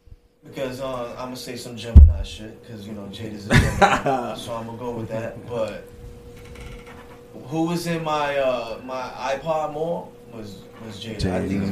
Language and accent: English; New York City, New York, United States; I'm from Brooklyn